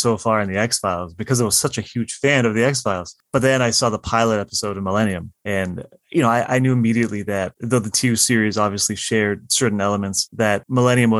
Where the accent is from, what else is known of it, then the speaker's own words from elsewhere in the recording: Windsor, Ontario, Canada; growing up where I did. I live in Windsor, Ontario, Canada, and we're a border city